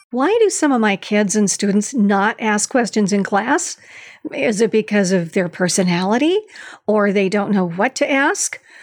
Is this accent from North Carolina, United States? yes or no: no; Long Beach, California, United States; from California State University in Long Beach, which is my hometown